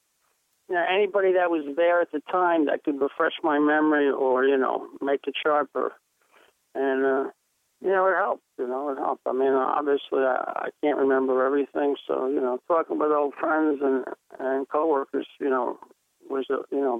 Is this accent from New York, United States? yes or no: yes; New York City, New York, United States; I was a kid growing up in the Bronx